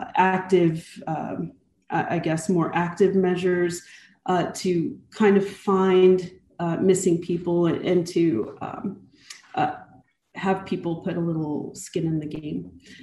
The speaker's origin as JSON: {"language": "English", "region": "Texas", "country": "United States", "tie": "born or raised there", "also_born_or_lived": "Germany / North Carolina", "said": "I'm from all over. I'm an Army brat. And of course, we raised our children as Air Force brats. I think I still, to this day, claim Texas as home. Although, you know, I really was raised mostly between Germany, North Carolina, and New"}